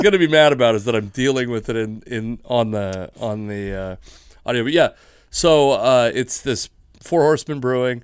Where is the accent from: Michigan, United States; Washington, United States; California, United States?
Washington, United States; Fife; I grew up in Fife.